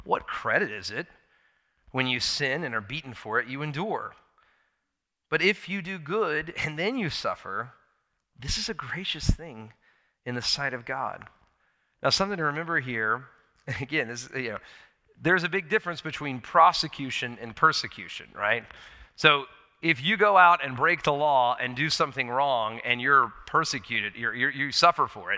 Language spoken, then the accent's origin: English; United States; I'm an American. I love my country